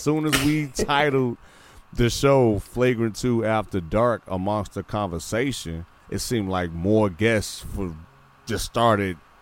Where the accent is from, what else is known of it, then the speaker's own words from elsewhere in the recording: Midwest, United States; born and raised in the Midwest